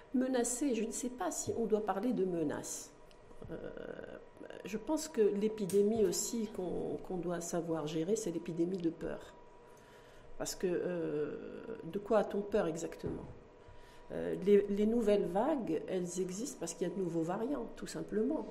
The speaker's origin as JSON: {"language": "French", "country": "Morocco", "said": "chez nous au Maroc"}